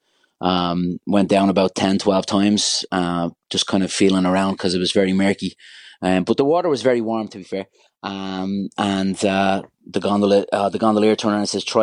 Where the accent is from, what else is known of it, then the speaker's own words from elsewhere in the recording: Dublin, Leinster, Ireland; I'm from Ballyfermot in Dublin